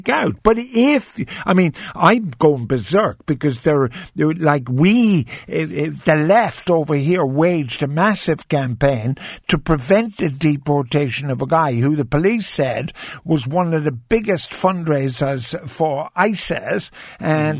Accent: Ireland

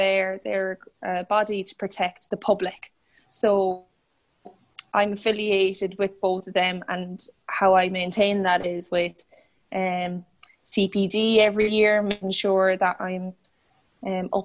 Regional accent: Roscommon, Connacht, Ireland; I'm a physiotherapist and I'm from Roscommon

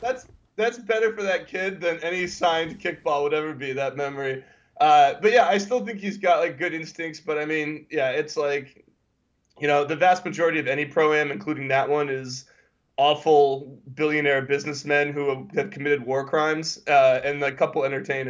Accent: United States; as an American

